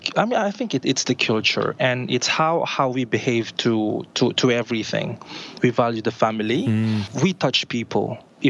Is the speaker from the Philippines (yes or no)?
yes; Philippines; We are very diverse people, Filipinos.